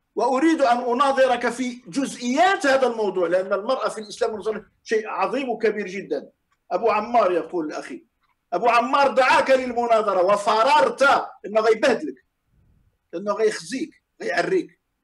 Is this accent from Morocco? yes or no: yes; Morocco; عندنا في المغرب